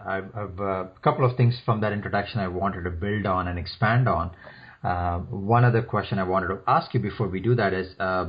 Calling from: Toronto, Ontario, Canada; I'm calling from Toronto.

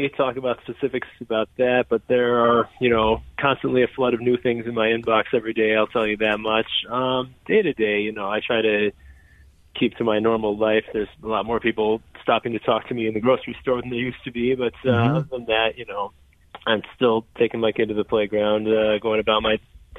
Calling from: Las Vegas, Nevada, United States; Las Vegas.

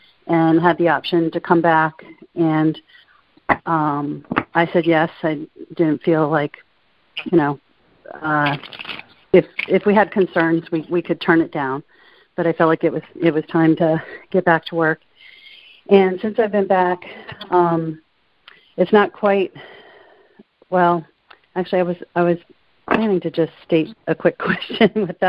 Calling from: Connecticut, United States; Hi. This is … from Connecticut.

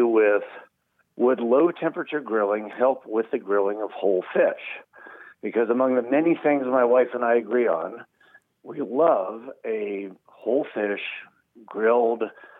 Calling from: York, Pennsylvania, United States; York, Pennsylvania.

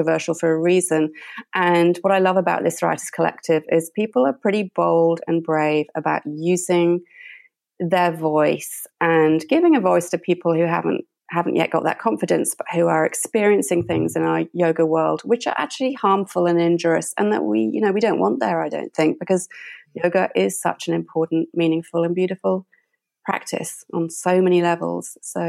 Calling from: Brisbane, Queensland, Australia; I'm calling in from Brisbane, Australia.

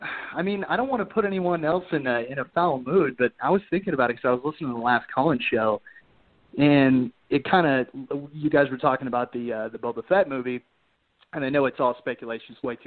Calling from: Colorado, United States; Colorado, actually.

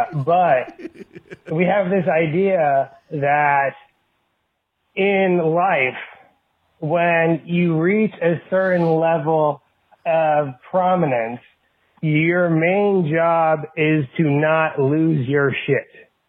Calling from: North Carolina, United States; I'm calling you from North Carolina.

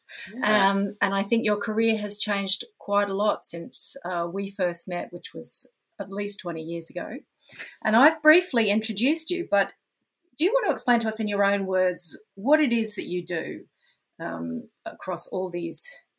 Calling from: Brisbane, Queensland, Australia; And I'm speaking today from Mianjin, Brisbane, in Yuggera, Jagera and Turrbal lands.

